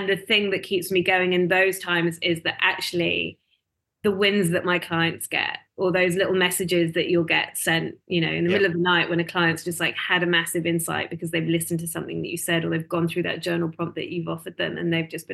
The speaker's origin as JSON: {"language": "English", "country": "United Kingdom", "also_born_or_lived": "London", "moved": "as an adult", "lives_now": "Melbourne, Australia", "said": "I originally from the UK. I came here in 2011"}